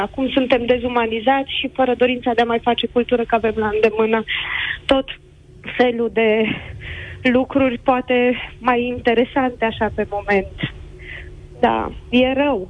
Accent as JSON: {"language": "Romanian", "town": "Galați", "region": "Galați County", "country": "Romania", "tie": "born or raised there", "moved": "yes", "lives_now": "Târgu Mureș, Romania", "said": "m-am născut la Galați"}